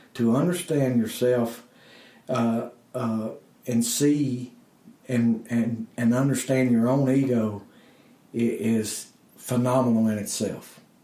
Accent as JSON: {"language": "English", "region": "Blue Ridge Mountains of Virginia", "country": "United States", "said": "I'm a hillbilly from the Blue Ridge Mountains of Virginia"}